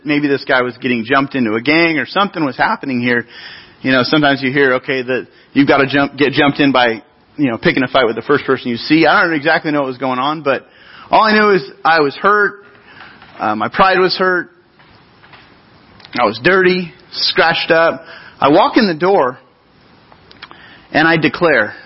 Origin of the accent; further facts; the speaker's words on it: Grover Beach, California, United States; I grew up in Grover Beach. It's a city along our central coast